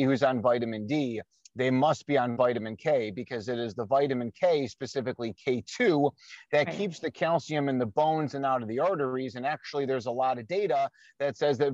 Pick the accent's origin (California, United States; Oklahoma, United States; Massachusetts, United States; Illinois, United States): Illinois, United States; Chicago; my hometown of Chicago